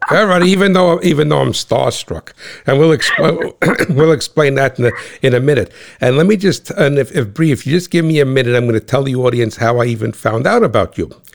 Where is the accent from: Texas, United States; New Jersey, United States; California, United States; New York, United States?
New Jersey, United States; I'm that guy from Cat Swamp Road, the guy from New Jersey